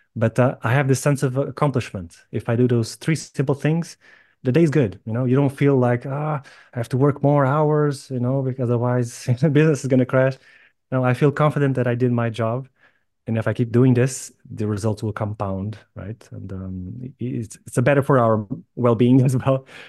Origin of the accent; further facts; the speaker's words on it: Lisbon, Portugal; moved away as an adult; also born or lived in Ireland / United Kingdom; I was born and raised in Lisbon